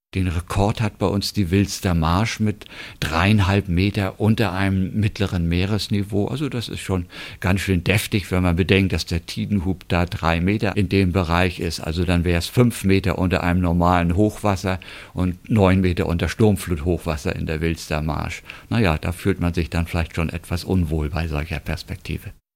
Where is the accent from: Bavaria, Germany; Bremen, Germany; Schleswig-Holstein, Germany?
Schleswig-Holstein, Germany; North Frisian coast; Ich bin ja hier an der Küste zur Schule gegangen